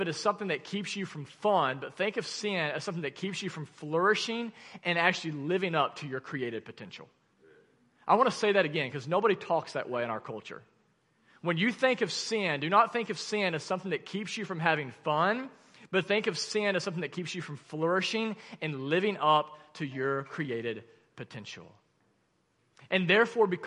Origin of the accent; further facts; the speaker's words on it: Arkansas, United States; accent: Arkansan; my Arkansan accent